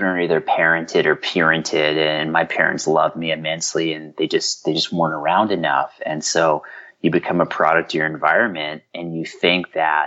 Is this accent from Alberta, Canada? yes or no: no; Vancouver, British Columbia, Canada; also born or lived in Glasgow, Scotland; I was born in Glasgow. And, you know, and what happened was, you know, my father fell upon, you know, challenging, he got laid off, fell upon challenging times. You know, I was raised in the poorest community in Canada